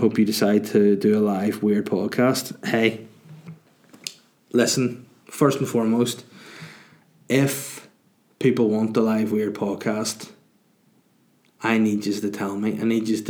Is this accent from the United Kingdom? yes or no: yes; Northern Ireland, United Kingdom; as a Northern Irish person, or if you want to be controversial, we're Irish, we live in the north of Ireland